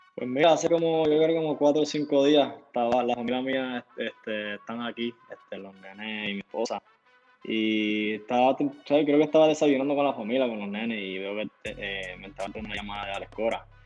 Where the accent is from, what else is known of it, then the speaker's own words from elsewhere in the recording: Puerto Rico; yo soy puertorriqueño, nací en Puerto Rico